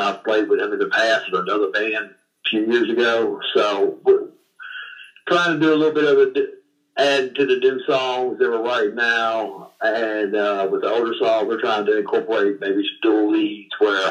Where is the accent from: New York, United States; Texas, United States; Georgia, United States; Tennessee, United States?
Tennessee, United States; Memphis; I cut my teeth on the blues growing up, obviously being from Memphis.